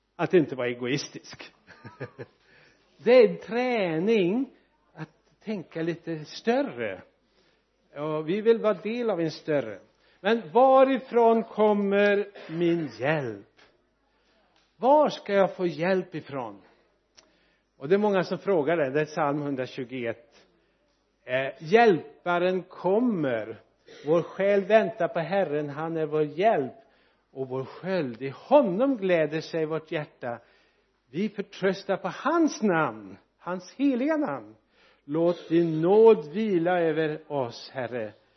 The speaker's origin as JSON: {"language": "Swedish", "area": "Dalsland", "region": "Västra Götaland", "country": "Sweden", "also_born_or_lived": "Bäckefors", "said": "Jag är ju dalslänning och eh, född nära norska gränsen"}